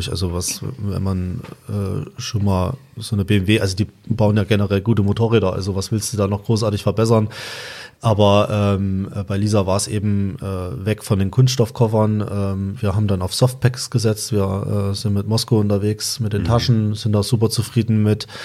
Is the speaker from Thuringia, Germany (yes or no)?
yes; Thuringia, Germany; Ich komme auch aus Thüringen, ich komme aus der Nähe von Suhl.